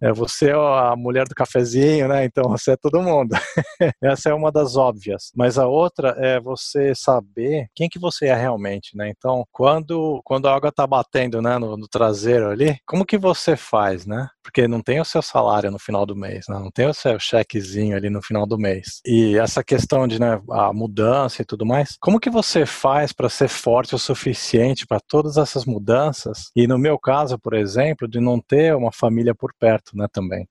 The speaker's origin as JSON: {"language": "Portuguese", "region": "São Paulo", "country": "Brazil", "tie": "born or raised there", "also_born_or_lived": "Japan / Italy / England", "moved": "as an adult", "lives_now": "United States", "said": "nasci no Brasil, fui cre cresci lá em São Paulo"}